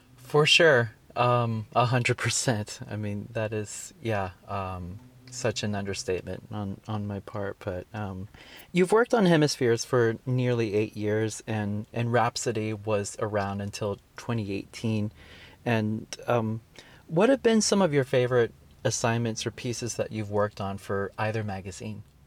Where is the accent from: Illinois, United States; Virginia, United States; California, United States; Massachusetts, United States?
California, United States; Fremont; born or raised there; also born or lived in Guadalajara, Mexico